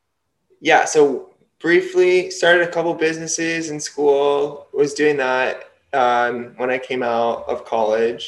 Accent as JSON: {"language": "English", "region": "New Jersey", "country": "United States", "also_born_or_lived": "UCLA, California", "said": "I'm from New Jersey"}